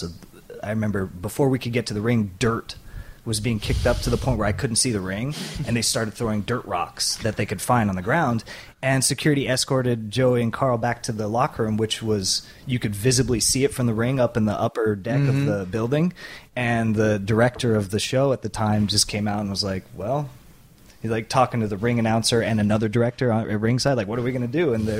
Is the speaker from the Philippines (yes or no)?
yes; Philippines; even though he's Japanese and I'm Filipino.